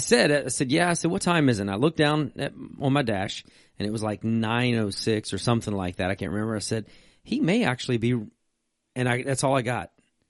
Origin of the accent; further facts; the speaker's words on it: Virginia, United States; I'm a redneck from Virginia.